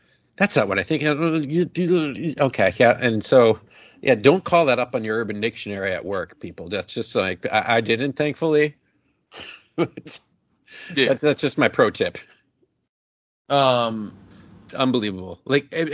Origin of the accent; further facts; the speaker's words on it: Chicago, Illinois, United States; It's like my hometown university, like my, you know, aunt like lives right there, my grandma does. Like, you know, that's the Chicago university